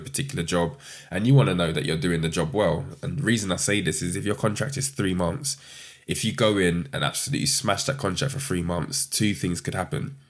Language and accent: English; London, United Kingdom; growing up in London, South East London.